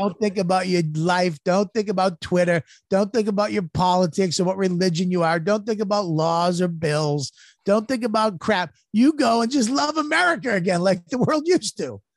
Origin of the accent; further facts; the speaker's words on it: United States; I'm American